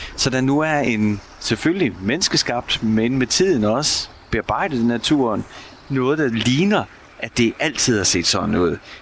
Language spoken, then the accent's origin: Danish; Denmark; moved away as an adult; now in Munich, Germany; hjemme i Danmark